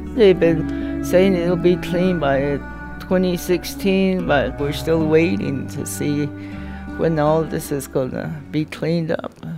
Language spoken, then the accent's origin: English; Red Water Pond Road, New Mexico, United States; I've been living here ever since I was born